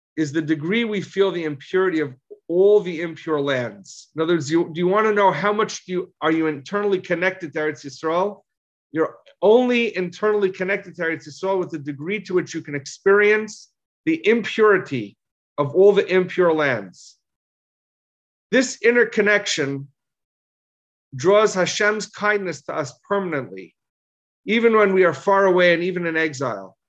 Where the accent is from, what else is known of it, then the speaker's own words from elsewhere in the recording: United States; All of us here were, were, were raised in America